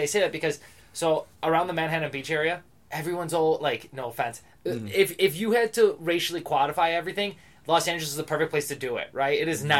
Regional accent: Greece; I'm from Greece. I've not been a Greek here yet.

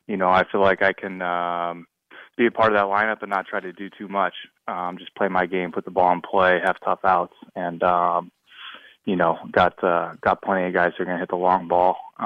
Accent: California, United States; born there; also born or lived in Las Vegas / Wisconsin / Michigan; Yeah, I was born in California, lived there for a little while, moved around.

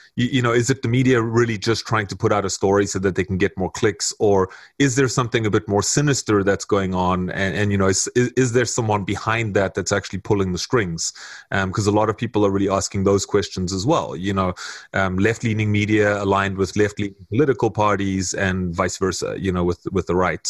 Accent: South Africa; now in Canada; I've lived here for 17 years now, um, going on 18 years. So I'm pretty much immersed in Canadian culture as much as I'm South African

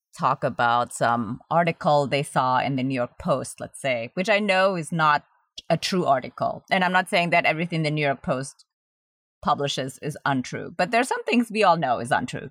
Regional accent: Germany; also born or lived in Indonesia; now in United States; I grew up in Germany, so I speak German

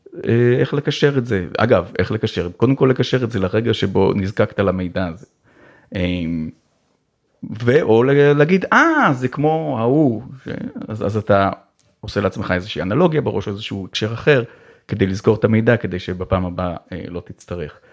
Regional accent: Ramat HaSharon, Tel Aviv District, Israel; היה ברמת השרון, איפה שגדלתי

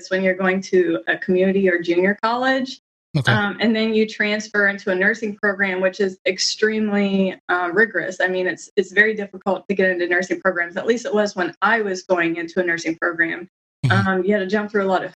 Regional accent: Ohio, United States; Ohio. I'm from Ohio

